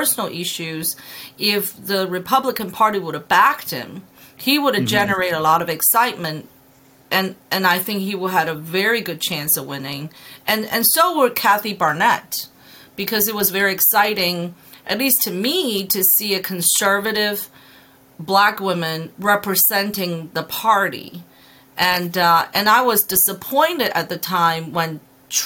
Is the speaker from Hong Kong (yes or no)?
yes; Hong Kong; also born or lived in China; now in Pennsylvania, United States; I'm an immigrant from Hong Kong and China coming to Pennsylvania.